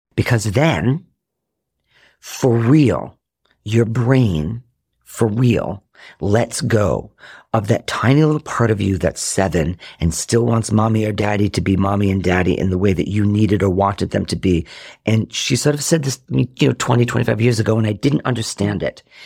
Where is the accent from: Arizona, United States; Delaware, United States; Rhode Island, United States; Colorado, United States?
Rhode Island, United States; now in Chicago, United States; I grew up in Rhode Island.